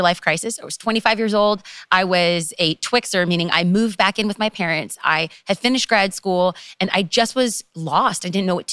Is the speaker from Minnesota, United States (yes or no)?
no; Los Angeles, California, United States; I am from Los Angeles, and to be specific, East Los Angeles, aka the ghetto.